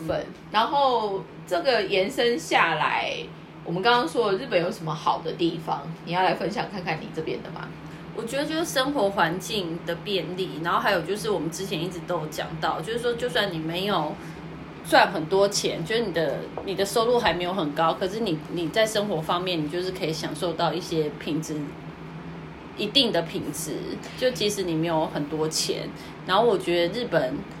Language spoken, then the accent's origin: Chinese; Taiwan; now in Japan; 我们台湾的会说咖喱郎